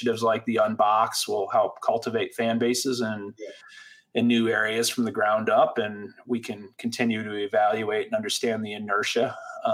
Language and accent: English; Syracuse, New York, United States; growing up in Syracuse